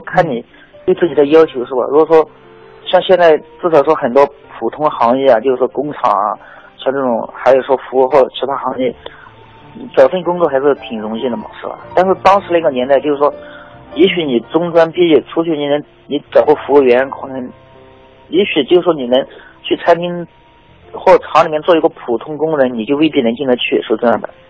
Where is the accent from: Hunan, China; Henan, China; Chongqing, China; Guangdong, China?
Hunan, China; Biancheng; moved away as an adult; also born or lived in Zhuhai; 一直在这边长大的嘛